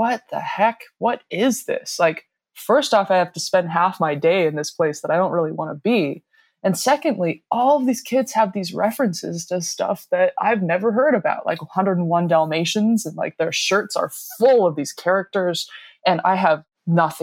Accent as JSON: {"language": "English", "town": "Denver", "region": "Colorado", "country": "United States", "tie": "born or raised there", "said": "I grew up in Denver, Colorado, kind of in the suburbs"}